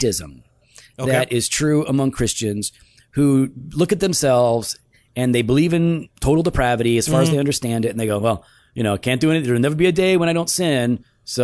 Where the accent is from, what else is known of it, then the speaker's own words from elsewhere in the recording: United States; as an American